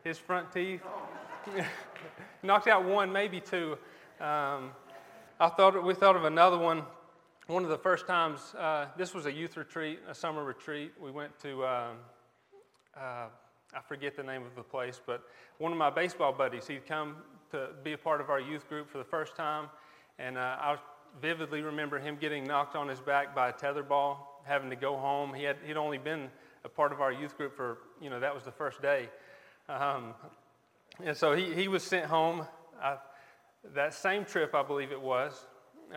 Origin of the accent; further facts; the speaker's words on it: Leicester, North Carolina, United States; also born or lived in Raleigh, North Carolina; we're Buncombe County natives. We grew up in Lester, both me and my wife.